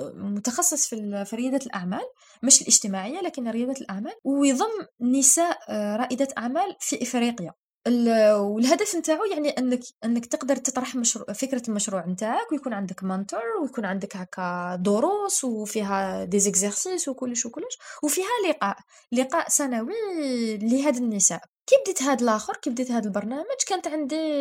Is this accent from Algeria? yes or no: yes; Algeria